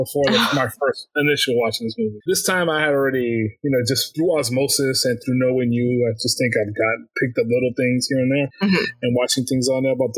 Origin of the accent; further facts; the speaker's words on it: United States; from America